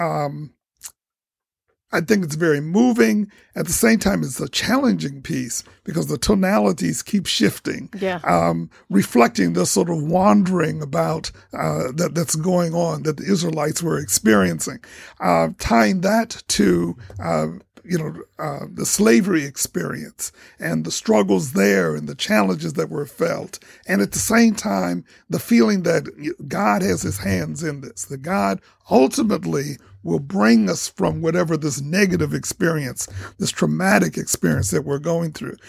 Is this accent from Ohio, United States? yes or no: yes; Toledo, Ohio, United States; I'm from Toledo and I went to Scott High School. I graduated from Scott High School